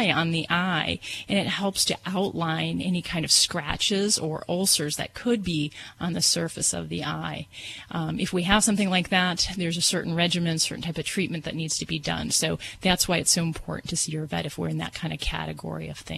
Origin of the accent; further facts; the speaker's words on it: Hammond, Indiana, United States; I'm from Hammond, Indiana.